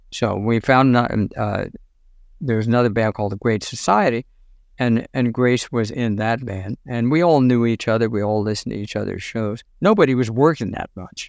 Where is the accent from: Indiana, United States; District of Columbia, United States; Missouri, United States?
District of Columbia, United States; Washington; I'm in Washington, D.C.